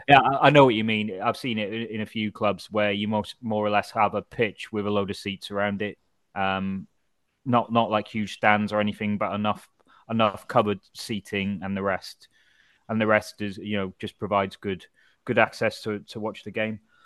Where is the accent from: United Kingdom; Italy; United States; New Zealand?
United Kingdom; Wrexham, Wales; I'm from Wrexham